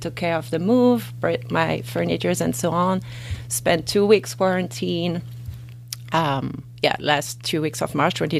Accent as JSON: {"language": "English", "country": "France", "tie": "born or raised there", "also_born_or_lived": "Switzerland / United Kingdom", "moved": "as an adult", "lives_now": "Eau Claire, United States", "said": "born and raised in France, found my way to Eau Claire, well, with work, really."}